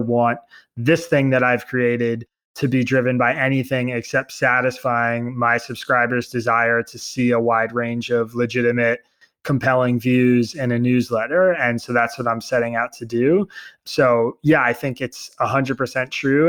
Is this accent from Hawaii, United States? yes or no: no; Bucks County, Pennsylvania, United States; now in New York, United States; I grew up in Bucks County, Pennsylvania